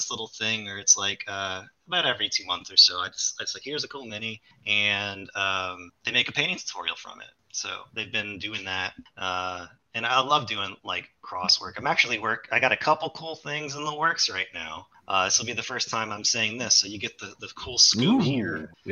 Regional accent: New Orleans, Louisiana, United States; So I'm originally from New Orleans. You can't tell because I don't have the accent. Uh, but I live in Louisiana, elsewhere, a couple hours away.

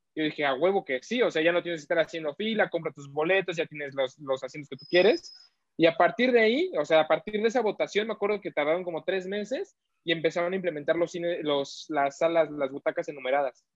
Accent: Mexico; todos somos a huevo mexicanos

